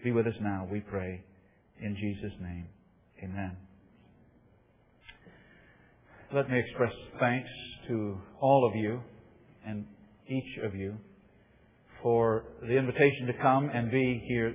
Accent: Ohio, United States; I was born in Ohio.

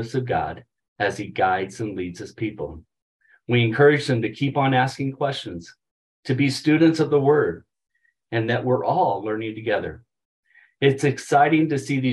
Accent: St. Louis, Missouri, United States; now in Colorado, United States; growing up in St. Louis

